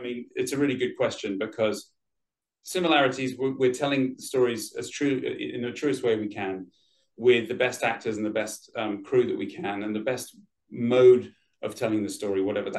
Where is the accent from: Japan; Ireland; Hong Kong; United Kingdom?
United Kingdom; London; moved away as an adult; now in Los Angeles, United States; I'm from London, sort of all over London. Grew up all over London, but I've been in Los Angeles for about... getting on for 19 years now.